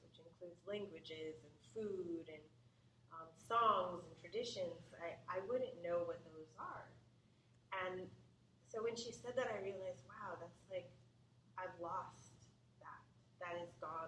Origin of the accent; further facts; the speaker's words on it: Midwest, United States; now in California, United States; there's something we do in the Midwest, or that my family's always done that people don't really do here in California